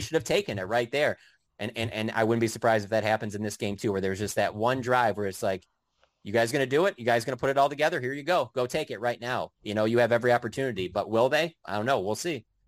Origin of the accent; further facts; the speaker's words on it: Detroit, Michigan, United States; I grew up with in Detroit